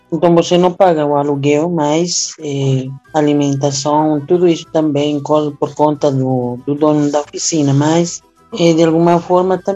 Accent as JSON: {"language": "Portuguese", "country": "Bolivia", "second_language": "Portuguese", "moved": "as an adult", "lives_now": "Brazil", "said": "Eu sou formada em Ciências da Educação da, na Universidade Maior de São Andrés, eh, mas teve que sair por questões pessoais, teve que sair do meu país para vir aqui no Brasil, que era mais pertinho, né?"}